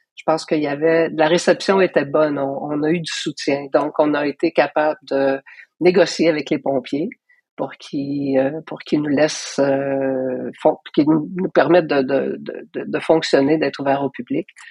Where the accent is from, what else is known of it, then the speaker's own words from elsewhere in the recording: Gatineau, Quebec, Canada; also born or lived in Paris, France; j'ai grandi à Hall